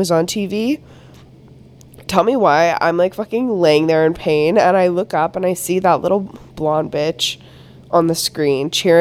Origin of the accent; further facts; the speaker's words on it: Canada; I'm Canadian